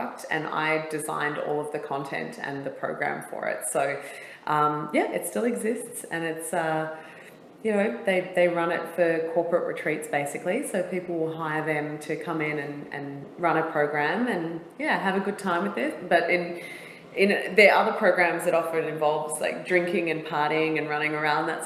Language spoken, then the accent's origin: English; Perth, Western Australia, Australia; moved away as an adult; also born or lived in Bangkok, Thailand / San Francisco, United States; I'm from Perth originally.